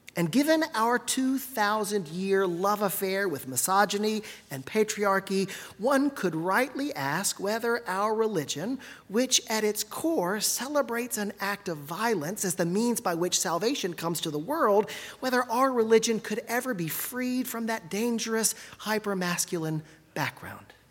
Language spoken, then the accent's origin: English; Gulf Coast, United States; I grew up on the Gulf Coast, where the sight of a brown pelican, though not unusual, is always something special